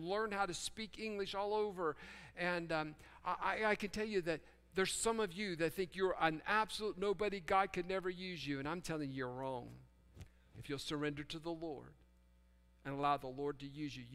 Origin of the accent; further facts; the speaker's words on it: Fairmont, West Virginia, United States; moved away; growing up in Fairmont, West Virginia, out in the country where we had chickens and pigs